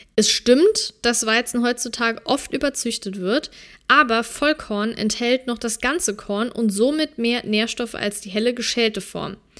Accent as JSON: {"language": "German", "country": "Germany", "said": "bei uns in Deutschland"}